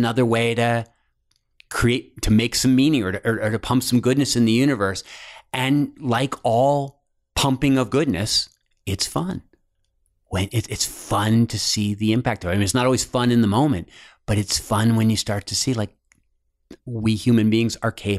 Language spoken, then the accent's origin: English; East Coast, United States; also born or lived in Cincinnati / Los Angeles; I'm originally from the East Coast. Okay. Then I lived in Cincinnati for like 9 years, went to LA for 3 years, and just moved back.